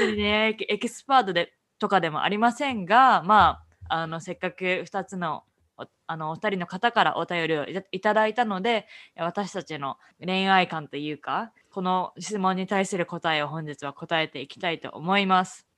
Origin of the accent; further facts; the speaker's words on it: Japan; moved away as an adult; also born or lived in Canada / United States; now in Boston, United States; 純ジャパ